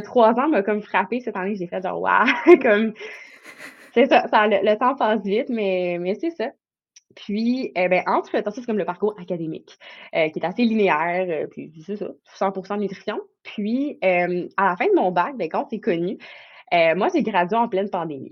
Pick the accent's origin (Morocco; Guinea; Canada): Canada; Outaouais, Quebec; je viens de la région de l'Outaouais